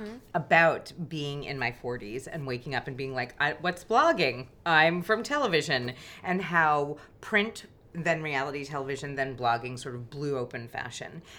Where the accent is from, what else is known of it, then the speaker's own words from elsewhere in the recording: New York, United States; I grew up in New York as well.